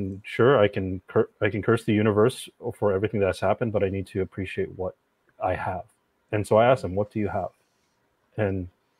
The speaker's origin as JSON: {"language": "English", "country": "Philippines", "said": "now working in healthcare, which I never thought I'd actually do, being Filipino and everything"}